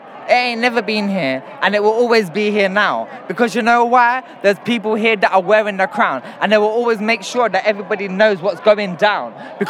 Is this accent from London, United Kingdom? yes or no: yes; London, United Kingdom; I'm from London. I was born here and I will always be here.